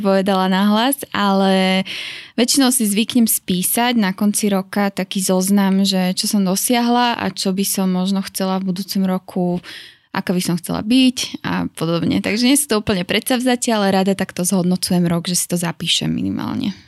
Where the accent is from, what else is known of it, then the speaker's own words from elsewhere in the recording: Šamorín, Trnava Region, Slovakia; also born or lived in Miami; som hrdá šamorínčanka.